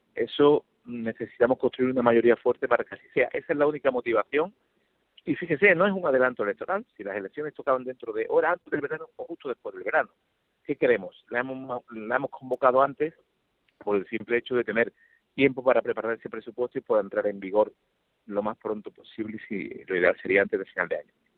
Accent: Málaga, Andalusia, Spain; also born or lived in Seville / Madrid; yo soy de Málaga, vivo en Málaga

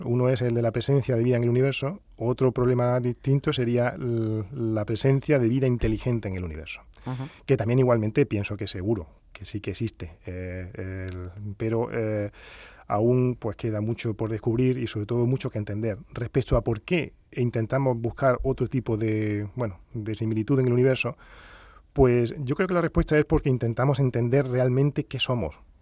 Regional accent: Granada, Andalusia, Spain; accent: Andalusian; also born or lived in Huelva / Valdepeñas de Jaén; Yo nací en Huelva, pero a los, dos años eh, pues, eh, nos trasladamos a Granada

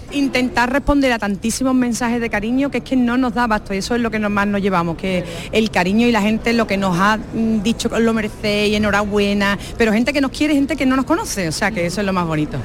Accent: Seville, Andalusia, Spain; accent: Sevillian; yo tengo mucho acento sevillano

